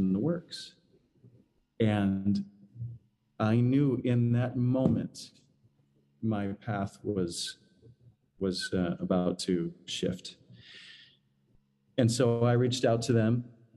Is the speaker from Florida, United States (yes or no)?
no; Michigan, United States; moved away as an adult; now in New York City, United States; I'm from the Midwest, I'm from Michigan, so I still don't consider myself a New Yorker, even though I've been here 20 something years